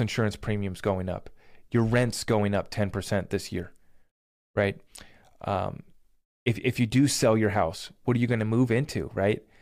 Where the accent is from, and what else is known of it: United States